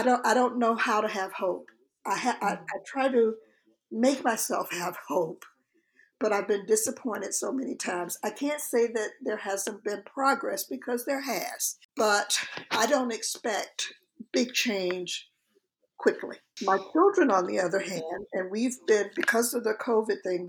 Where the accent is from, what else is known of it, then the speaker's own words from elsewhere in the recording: Florida, United States; I actually grew up in Florida